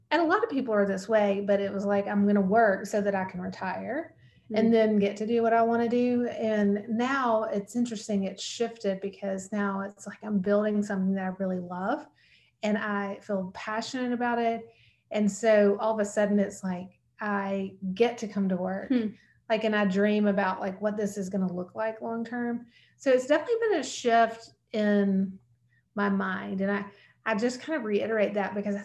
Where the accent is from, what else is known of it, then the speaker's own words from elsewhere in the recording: Montgomery, Alabama, United States; I grew up in Montgomery, Alabama